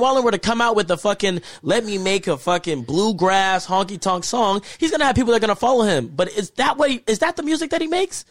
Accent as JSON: {"language": "English", "region": "Texas", "country": "United States", "said": "I'm from Texas"}